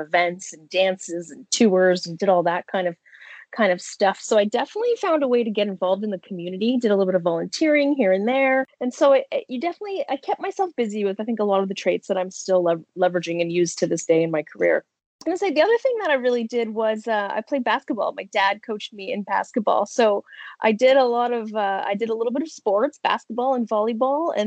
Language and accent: English; Niagara, Ontario, Canada; also born or lived in Kitchener-Waterloo / Brampton / Smithville / St. Catharines; Well, I'm an Ontarian, so Canadian. I was born in Kitchener-Waterloo. My family ended up moving from Brampton to Bramley, but I spent most of my time in Niagara